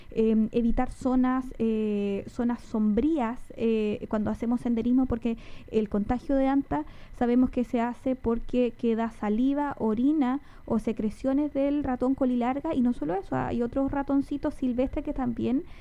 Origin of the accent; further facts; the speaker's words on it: Chile; nosotros y nosotras como chilenas, yo creo y chilenos, nos dejamos estar de repente